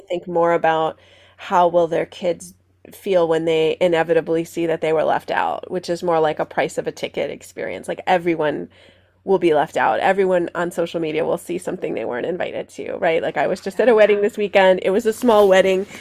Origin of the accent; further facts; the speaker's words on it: Stamford, Connecticut, United States; now in Skokie, United States; I grew up in Stamford, Connecticut, outside of New York City